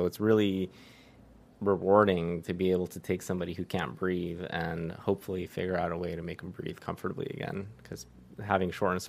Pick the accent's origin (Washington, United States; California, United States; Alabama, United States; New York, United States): California, United States; the Valley; also born or lived in Riverside, California / Santa Barbara, California; born and raised in the Valley, went to AGBU for preschool, middle school, high school. I went to El Camino, and then college I went to UC Riverside